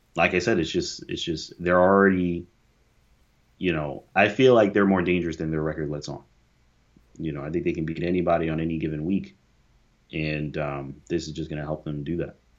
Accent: New York, United States; we're from New York

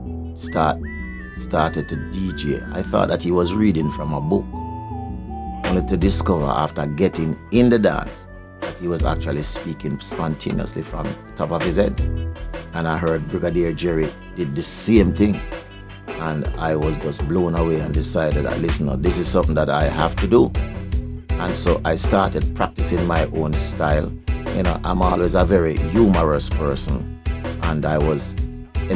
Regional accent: Spanish Town, Saint Catherine Parish, Jamaica; I'm from St. John's Road

